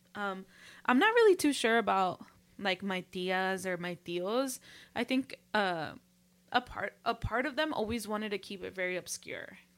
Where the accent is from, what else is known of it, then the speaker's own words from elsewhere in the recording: Los Angeles, California, United States; we grew up in L